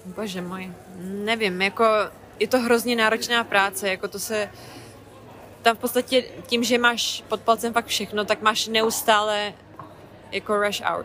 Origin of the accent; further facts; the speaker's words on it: Hradec Králové, Hradec Králové Region, Czechia; moved away as an adult; now in London, United Kingdom; V Mým rodném Hradci